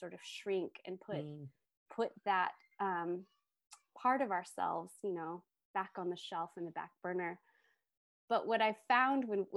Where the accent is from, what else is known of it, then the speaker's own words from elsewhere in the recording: United States; moved away as an adult; also born or lived in Tokyo; I grew up in the United States and I live back here now